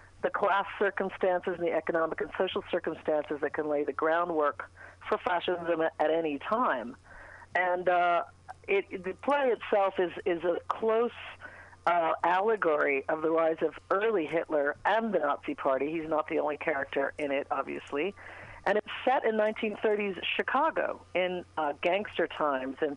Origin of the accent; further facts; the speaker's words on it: England, United Kingdom; moved away; I grew up in England in Thatcher's Britain